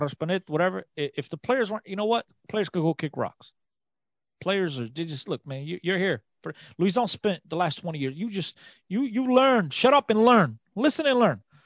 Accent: Aveiro, Centro, Portugal; in Aveiro, um, my hometown

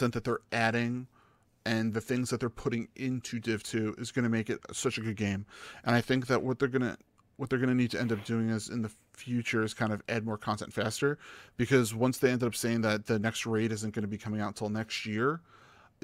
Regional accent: New York, United States; being a New Yorker

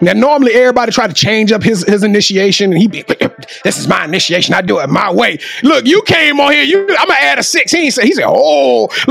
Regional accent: Shreveport, Louisiana, United States; I'm from Shreveport. 318.

